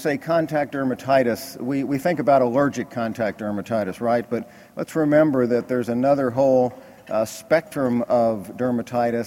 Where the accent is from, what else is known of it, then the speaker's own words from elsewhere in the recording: Kentucky, United States; I'm from Kentucky